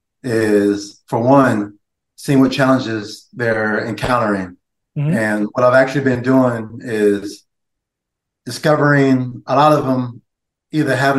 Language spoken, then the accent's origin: English; California, United States; moved away as an adult; now in Atlanta, United States; I'm actually new to the area, so I'm originally from California